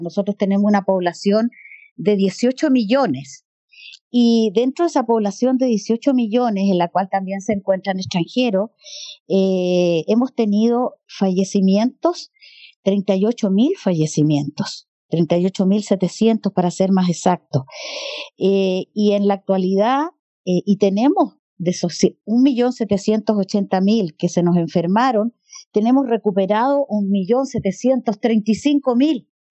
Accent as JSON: {"language": "Spanish", "country": "Chile", "said": "la forma como en Chile tratamos las campañas"}